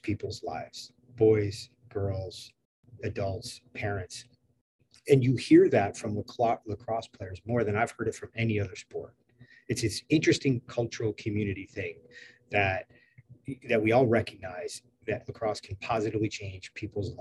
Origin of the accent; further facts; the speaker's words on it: Finger Lakes region, Western New York, United States; moved away as an adult; also born or lived in Long Island, New York; now in Maryland, United States; I grew up in Western New York, near Lars Tiffany, actually, a little west of him. In the Finger Lakes region.